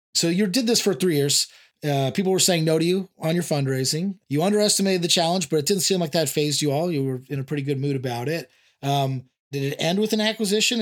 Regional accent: San Diego, California, United States; I grew up in San Diego

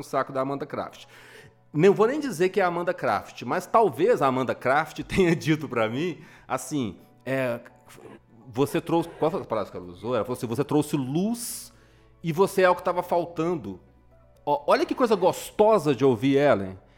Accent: Minas Gerais, Brazil; como bom mineiro que sou

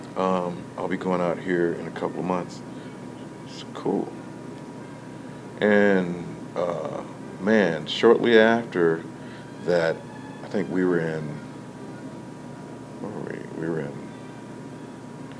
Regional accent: Texas, United States; also born or lived in New York; now in Kansas City, United States; I'm originally from Texas

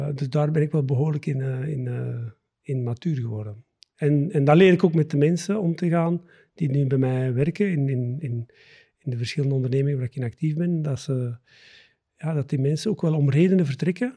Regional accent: the Campine, Flanders, Belgium; moved away as an adult; also born or lived in Antwerp area; now in near Antwerp, Belgium; ik ehm, ben geboren en getogen in de Kempen

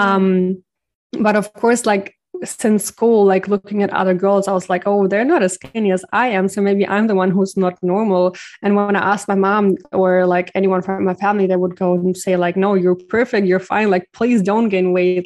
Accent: Ukraine; also born or lived in Germany; now in Bali, Indonesia; I'm originally from the Ukraine

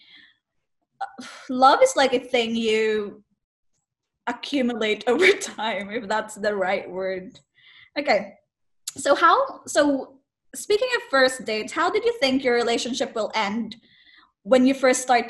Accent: Philippines; I'm from the Philippines.

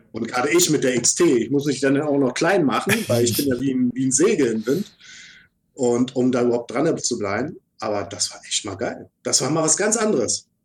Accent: Berlin, Germany; wir als Berliner

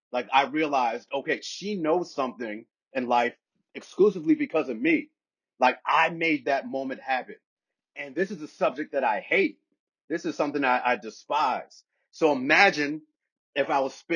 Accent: Plainfield, New Jersey, United States; I grew up in, I'm from Plainfield, New Jersey

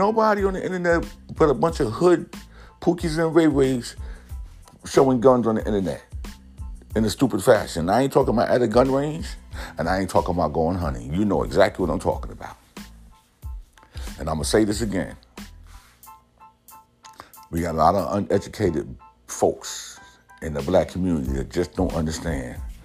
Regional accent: New York City, New York, United States; When I was growing up in the Bronx, they had the big brother program

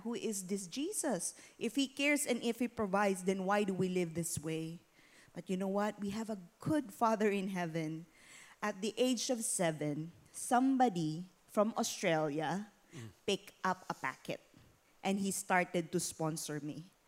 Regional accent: Philippines; born or raised there; moved away

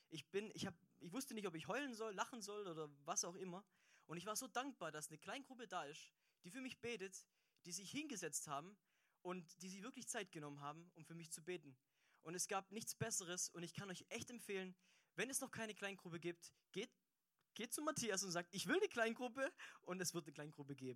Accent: Aalen, Baden-Württemberg, Germany; ich komme aus Aalen und ich war mit der Georgina, war ich im vielleicht coolsten Hauskreis der Welt.

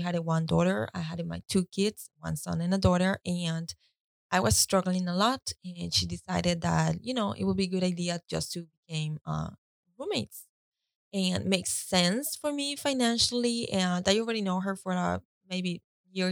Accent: Costa Rica; I was born and raised in Costa Rica.

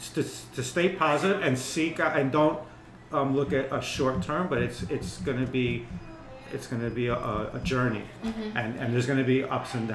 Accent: East Coast, United States; moved away as an adult; also born or lived in Colorado / Greece; now in Tampa Bay, United States; I grew up on the East Coast. My family background is from Greece, on the islands

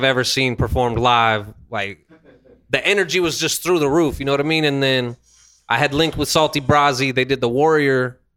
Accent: Miami, Arizona, United States; I'm from Miami, Arizona, boomtown

